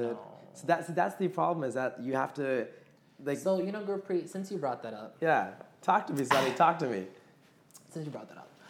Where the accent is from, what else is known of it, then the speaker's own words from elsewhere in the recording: Atlanta, Georgia, United States; we grew up in Atlanta, Georgia.